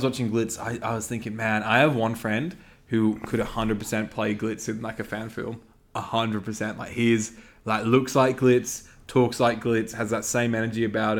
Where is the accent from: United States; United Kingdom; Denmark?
United Kingdom; Well, I'm British. I didn't grow up watching EastEnders.